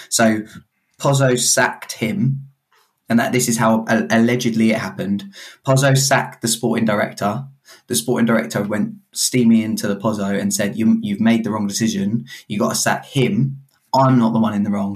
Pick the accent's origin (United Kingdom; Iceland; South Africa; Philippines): United Kingdom; Hemel Hempstead, East of England; I'm from Hemel Hempstead